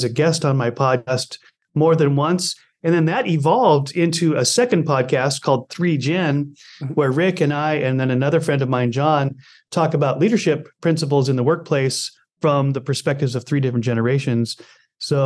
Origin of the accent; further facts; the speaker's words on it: Montana, United States; my childhood growing up in Montana